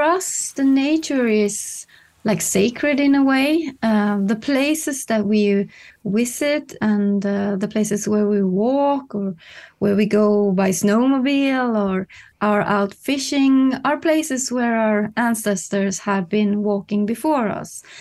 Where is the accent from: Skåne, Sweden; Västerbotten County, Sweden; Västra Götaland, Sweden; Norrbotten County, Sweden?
Norrbotten County, Sweden; Kiruna; now in Stockholm, Sweden; living in Stockholm now, but I come from Kiruna, high up in the north